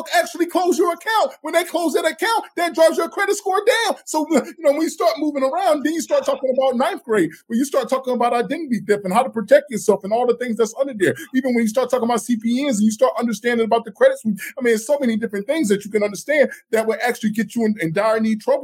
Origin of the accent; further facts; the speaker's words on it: the South, United States; I'm from the South